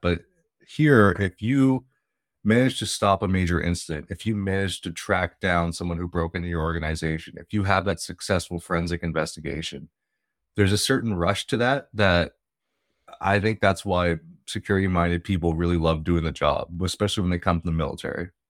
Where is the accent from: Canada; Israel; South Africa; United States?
Canada; I'm in Canada. I'm Canadian